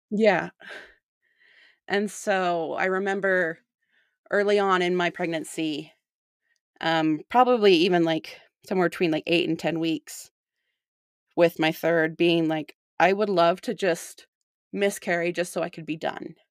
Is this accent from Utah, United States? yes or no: yes; St. George, Utah, United States; now in South Jordan, United States; I grew up in Saint George. but I've been living in South Jordan for the last, uh, seven years almost